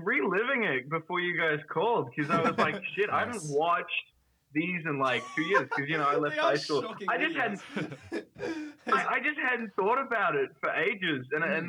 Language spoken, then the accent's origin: English; New Zealand; now in United States; I am a Kiwi.